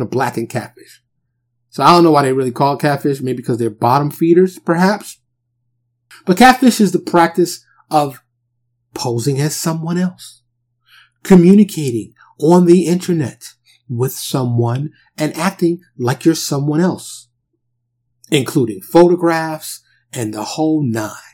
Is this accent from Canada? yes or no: no; New York City, New York, United States; I grew up in New York City and the projects, they're like little cities